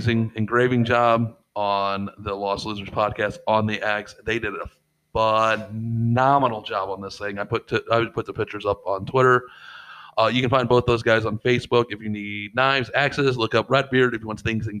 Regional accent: St. Louis, Missouri, United States; we're from St. Louis.

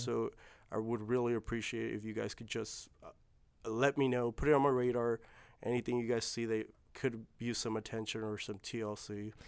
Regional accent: California, United States; I was born in California

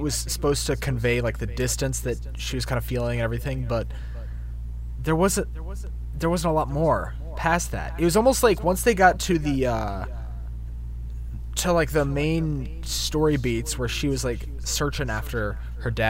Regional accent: Alabama, United States; I'm from Alabama

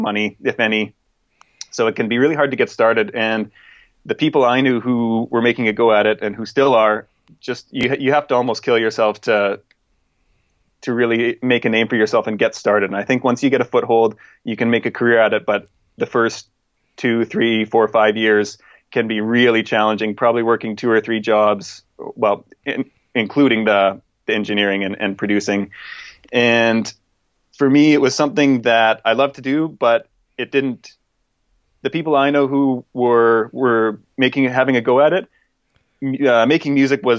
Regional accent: Canada; moved away as an adult; now in England, United Kingdom; I am originally from Canada. Well, I guess I'm still from Canada.

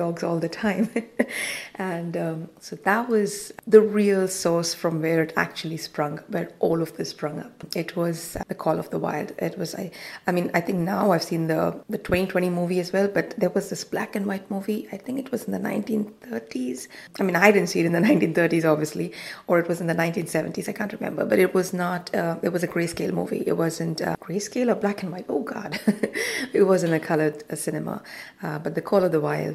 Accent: Goa, India; moved away as an adult; I am from Goa, so it's one of the mining areas in India

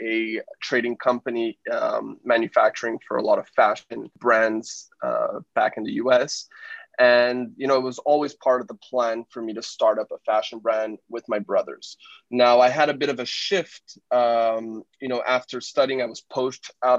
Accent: Canada; moved away as an adult; now in Shanghai, China; So I moved from Canada. I'm originally Canadian

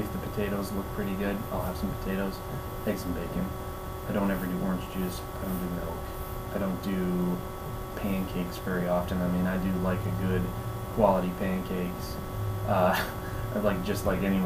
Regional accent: Minneapolis, Minnesota, United States; moved away as an adult; now in Cape Coral, United States; I grew up in South Minneapolis, and I'm down here in Florida now

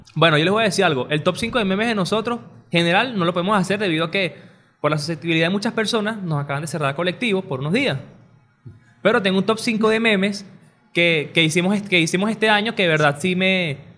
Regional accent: Caracas, Capital District, Venezuela; todo el mundo dice aquí en Caracas.

